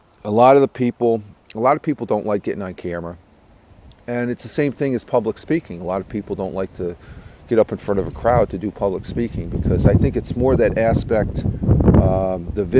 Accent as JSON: {"language": "English", "area": "Tioga County", "region": "upstate New York", "country": "United States", "tie": "born or raised there", "said": "upstate here, where I grew up here in Tioga County"}